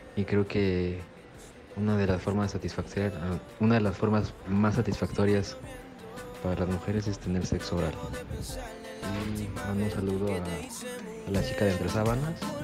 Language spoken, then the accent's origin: Spanish; Oaxaca, Mexico; soy de, de México, del estado de Oaxaca